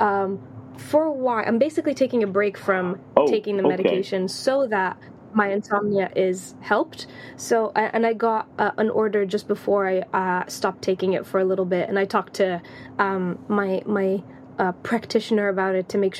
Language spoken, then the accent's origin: English; Tanzania; accent: American; also born or lived in Latvia; now in London, United Kingdom; growing up in Tanzania.